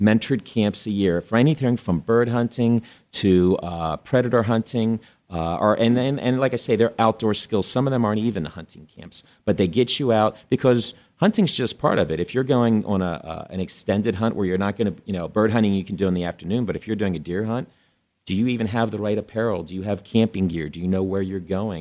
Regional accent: East Coast, United States; now in Arizona, United States; I'm from the East Coast originally.

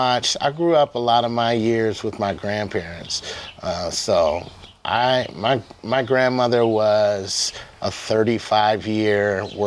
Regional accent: Toledo, Ohio, United States; Toledo, Ohio.

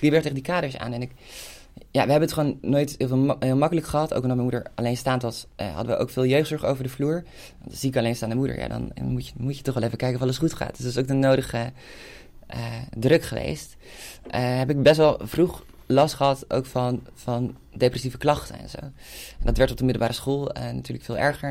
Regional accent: Hilversum, North Holland, Netherlands; ik kom uit een wijk die is in de jaren 60 gebouwd, uh, in Kerkenlanden

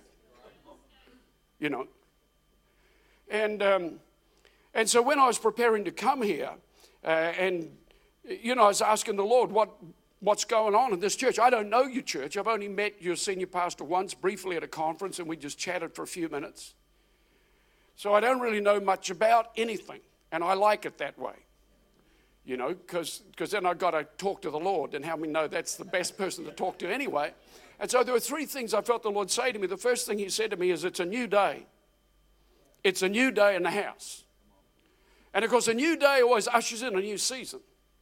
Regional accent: New Zealand; moved away as an adult; also born or lived in Auckland, New Zealand / Adelaide, Australia / Melbourne, Australia; now in Australia; I left New Zealand. I'm a Kiwi. I pastored in Auckland, moved to initially Adelaide and then Melbourne in 1988 into Adelaide

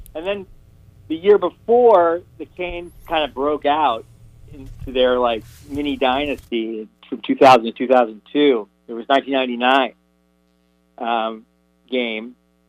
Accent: Miami, Florida, United States; But I grew up in Miami, and I remember all the University of Miami games.

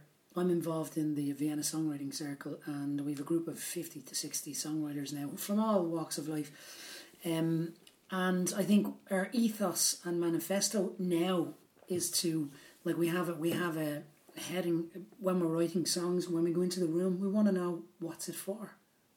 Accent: Dublin, Leinster, Ireland; moved away as an adult; now in Austria; when I was growing up in Dublin

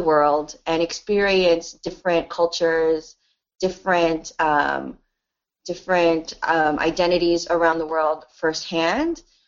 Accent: United States; I was born in the United States

